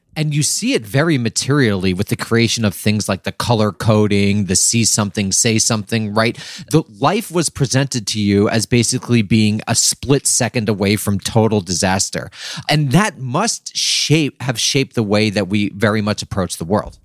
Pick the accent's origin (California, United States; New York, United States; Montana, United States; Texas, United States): New York, United States; I was from New York, and then I wound up going to college in New York.